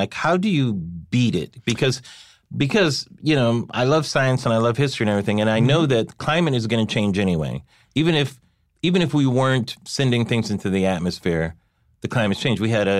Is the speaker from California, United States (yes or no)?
yes; California, United States; I ran track when I was a kid, and I'm from Southern California.